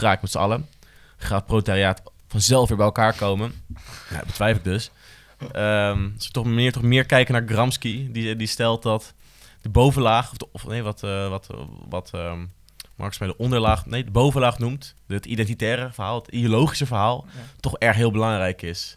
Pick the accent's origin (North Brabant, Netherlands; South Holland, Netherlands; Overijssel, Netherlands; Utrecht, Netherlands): Utrecht, Netherlands; Ik voel me Utrechter